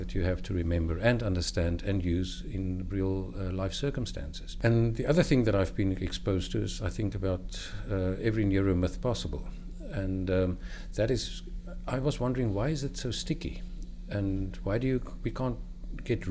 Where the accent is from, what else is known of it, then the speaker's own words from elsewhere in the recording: South Africa; I'm from South Africa